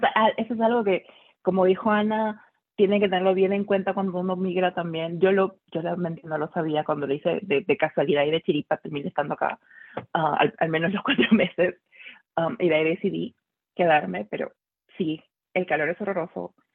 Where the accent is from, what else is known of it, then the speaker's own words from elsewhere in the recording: Lima, Peru; now in Houston, United States; en Lima me cuidaba porque era mujer